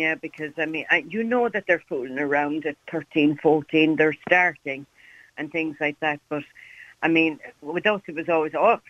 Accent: Ireland; being Irish, that's the way we would think

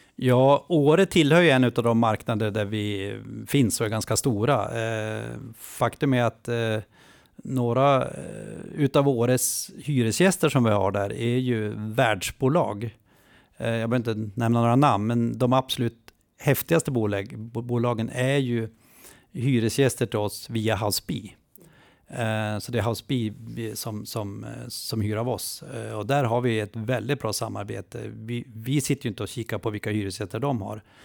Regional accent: Jämtland, Sweden; jag är jämte så jag kan slåss för hela Jämtland

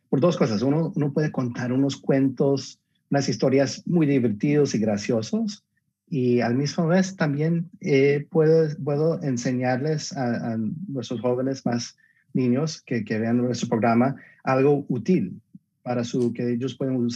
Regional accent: Colombia; Y yo, soy colombiano, entonces me encantaría tener un colombiano por allá también.

